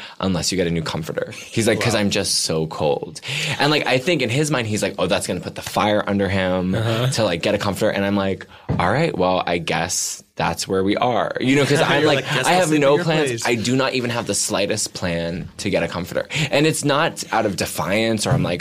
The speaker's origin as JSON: {"language": "English", "town": "Bedford", "region": "Massachusetts", "country": "United States", "said": "Outside of Boston and a town called Bedford."}